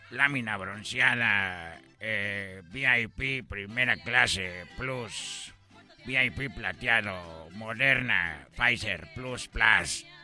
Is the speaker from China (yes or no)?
yes; China; Spanish is a second language; les voy a decir la verdad, yo soy de China y … Nunca habían escuchado a un chino en la mañana hablando con ustedes en esta radio